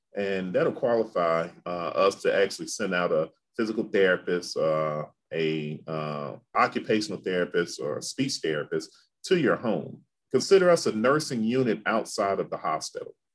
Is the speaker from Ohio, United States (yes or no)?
no; Memphis, Tennessee, United States; growing up in Memphis, we, I didn't have a lot of Greek influence